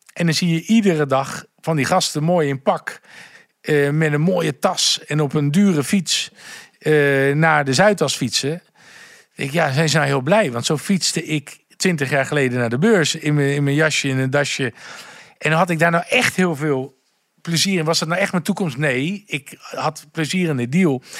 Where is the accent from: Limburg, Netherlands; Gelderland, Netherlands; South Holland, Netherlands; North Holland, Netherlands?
South Holland, Netherlands; Gouda; now in Amsterdam, Netherlands; Ik kom uit Gouda en ik heb een onwijs fijn warm gezin